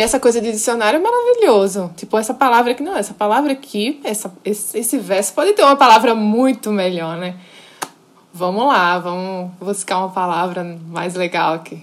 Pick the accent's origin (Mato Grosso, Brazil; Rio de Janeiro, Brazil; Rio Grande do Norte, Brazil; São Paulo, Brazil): Rio Grande do Norte, Brazil; Natal; eu sou potiguar, nasci, me criei em Natal